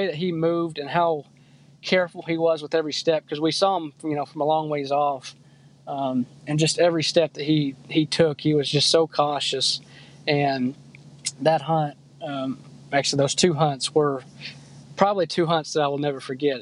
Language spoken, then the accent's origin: English; Texas, United States; moved away; I grew up in Texas, and down there it's obviously a lot of rifle hunting